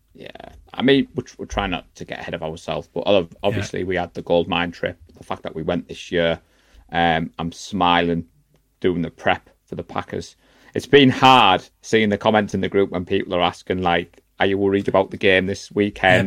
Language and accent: English; Darlington, North East England, United Kingdom; now in Middlesbrough, United Kingdom; I'm from Darlington, but I live in Middlesbrough.